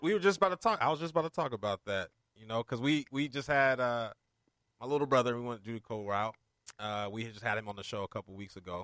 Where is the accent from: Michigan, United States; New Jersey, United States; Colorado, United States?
Colorado, United States; I'm from Colorado.